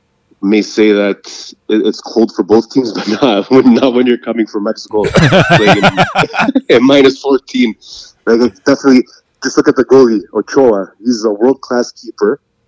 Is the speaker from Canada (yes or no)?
yes; Canada; But, we're Canadian, first and foremost